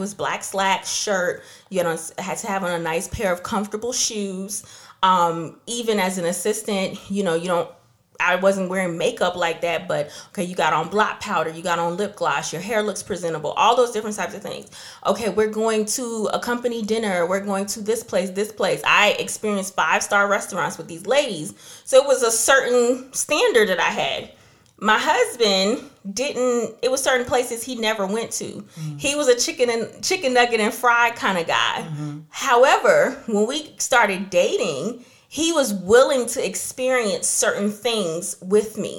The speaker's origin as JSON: {"language": "English", "region": "New York", "country": "United States", "tie": "born or raised there", "also_born_or_lived": "New Jersey", "moved": "yes", "said": "I grew up in New York and New Jersey for a couple of years"}